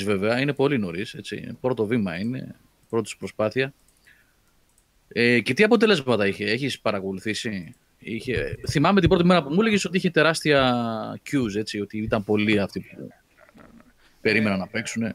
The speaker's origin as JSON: {"language": "Greek", "town": "Athens", "region": "Attica", "country": "Greece", "tie": "born or raised there", "said": "μπορεί να μεγάλωσα στην Αθήνα"}